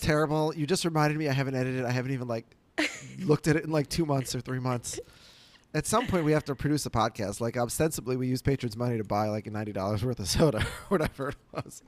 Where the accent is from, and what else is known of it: Minneapolis, Minnesota, United States; born or raised there